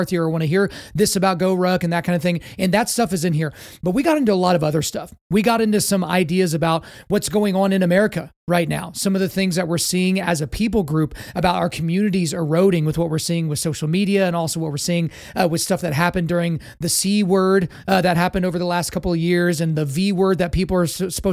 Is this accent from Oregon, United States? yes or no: no; Lawton, Oklahoma, United States; I grew up in Lawton Fort Sill in Oklahoma